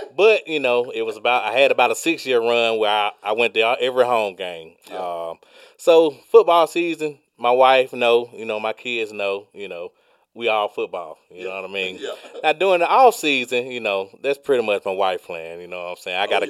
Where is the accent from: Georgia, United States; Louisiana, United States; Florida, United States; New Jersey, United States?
Georgia, United States; I was born and raised in Georgia.